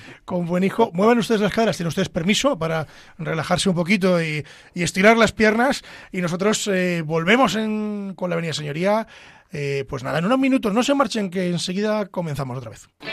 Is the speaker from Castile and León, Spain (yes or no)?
yes; Ávila, Castile and León, Spain; soy de Ávila